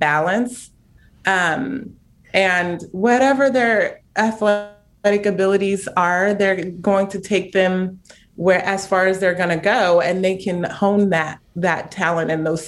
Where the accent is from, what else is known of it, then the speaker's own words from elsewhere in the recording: Chino Hills, California, United States; I'm from Chino Hills